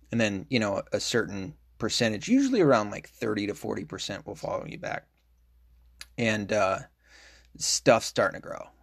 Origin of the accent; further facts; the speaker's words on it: Tennessee, United States; I'm from Tennessee